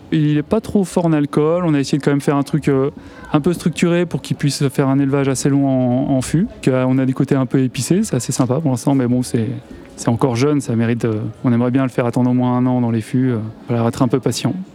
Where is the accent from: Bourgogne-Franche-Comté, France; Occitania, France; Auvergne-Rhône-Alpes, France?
Auvergne-Rhône-Alpes, France; Chamonix; now in Bugey, France; Je suis originaire de Chamonix